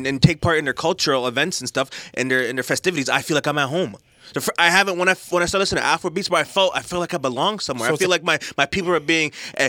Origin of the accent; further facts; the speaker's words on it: Mississauga, Ontario, Canada; I'm from Mississauga. My parents are from Jamaica, but I feel like I'm from Nigeria.